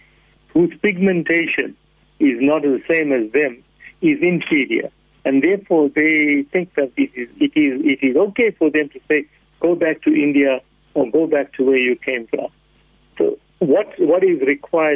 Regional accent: South Africa; I am born in South Africa

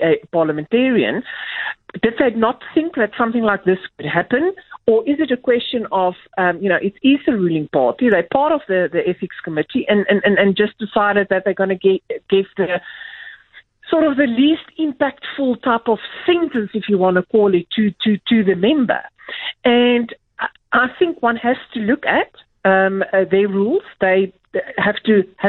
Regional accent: South Africa; as a South African

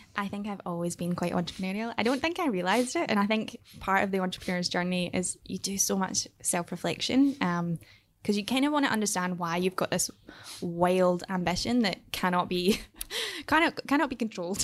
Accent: Airdrie, Scotland, United Kingdom; I grew up in Scotland, but more specifically, I grew up in a very, um, small town called Airdrie.

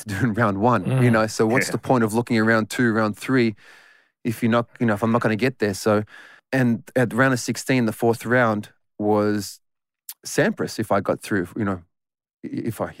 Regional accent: Footscray, Victoria, Australia; I was born and raised in Footscray

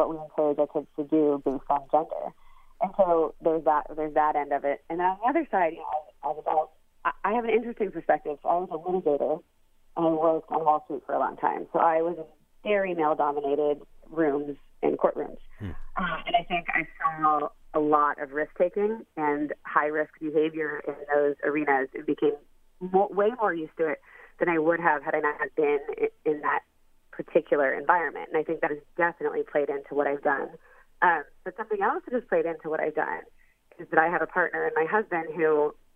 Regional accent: Columbus, Ohio, United States; I am a child born of the middle of the country. I was raised in Columbus, Ohio

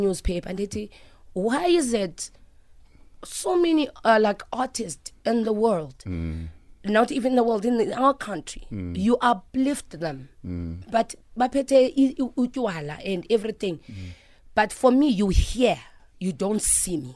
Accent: Phumlani, Eastern Cape, South Africa; now in Johannesburg, South Africa; I'm from Pumlani and then I come to Joburg

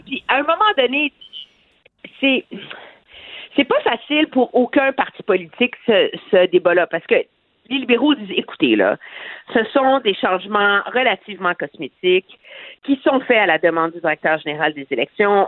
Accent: Quebec, Canada; chez nous au Québec

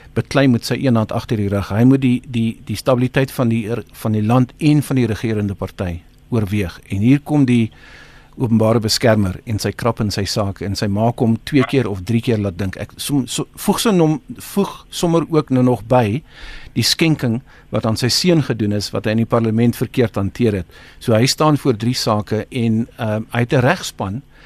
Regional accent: South Africa; ons as Suid-Afrikaners

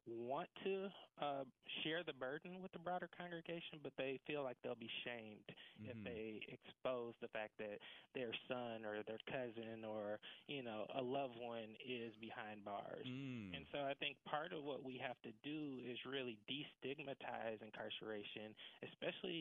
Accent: right outside of Atlanta, Georgia, United States; So I was born and raised right outside of Atlanta, Georgia

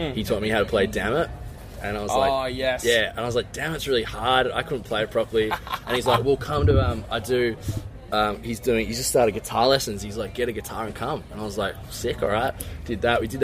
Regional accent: the Dandenongs, east of Melbourne, Victoria, Australia; I grew up in the Dandenongs, which is east, like way east of Melbourne

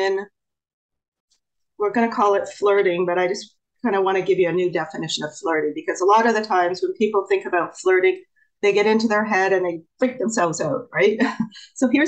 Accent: Canada; I'm actually from Canada

